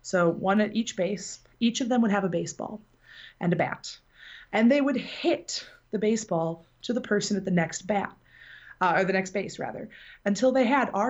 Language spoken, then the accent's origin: English; Benton Harbor, Michigan, United States; I am from Benton Harbor, Michigan, which is in the southwest corner of the state